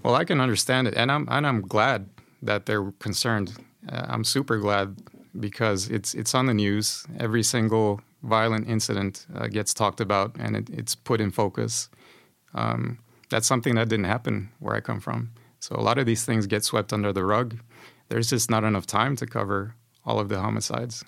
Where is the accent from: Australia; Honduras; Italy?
Honduras; moved away as an adult; now in Sweden; I come from Honduras. It's a Central American country.